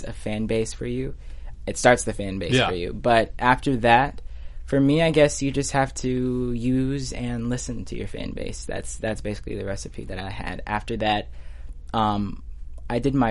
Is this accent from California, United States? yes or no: no; Houston, Texas, United States; Houston, which is my hometown, Houston, Texas